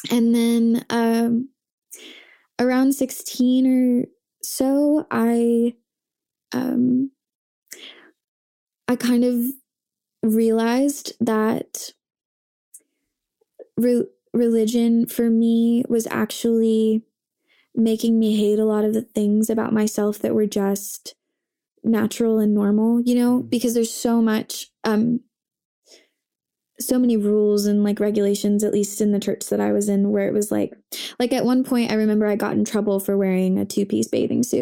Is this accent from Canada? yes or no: no; Coral Springs, Florida, United States; born there; I was born in Coral Springs, Florida